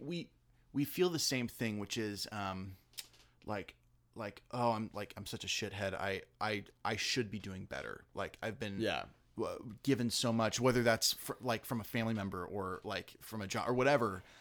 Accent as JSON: {"language": "English", "town": "La Mirada", "region": "California", "country": "United States", "said": "I'm from La Mirada"}